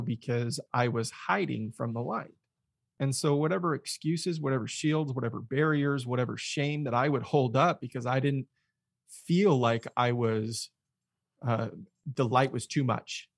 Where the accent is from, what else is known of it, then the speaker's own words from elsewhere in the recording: Mesa, Arizona, United States; grew up in Arizona, Phoenix area, specifically Mesa. Um, kinda born and raised